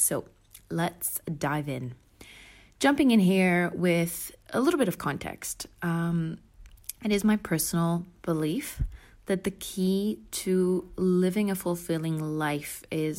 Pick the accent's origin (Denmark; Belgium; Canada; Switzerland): Switzerland; now in London, United Kingdom; I grew up in Switzerland before moving to London, where I now live and work as a full-time buyer.